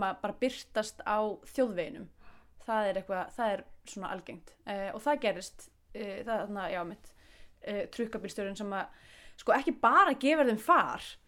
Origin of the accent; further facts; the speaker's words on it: Iceland; við Íslendingar